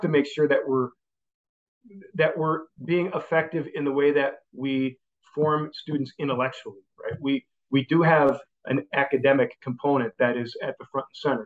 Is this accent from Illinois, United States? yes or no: yes; Chicago, Illinois, United States; moved away as an adult; also born or lived in Indianapolis / St. Paul, Minnesota / Green Bay, Wisconsin / Dallas, Texas; now in Orange County, California, United States; I grew up in the Chicago area